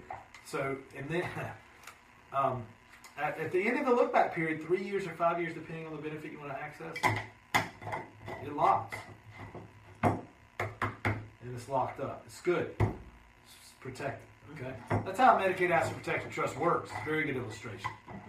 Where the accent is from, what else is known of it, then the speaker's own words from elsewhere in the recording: Shelby, North Carolina, United States; in my hometown, {S2} day. {S1} Shelby, North Carolina.